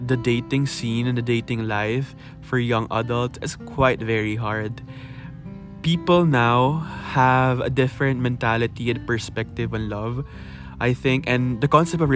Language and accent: English; Philippines; English is a second language; I love being a Filipino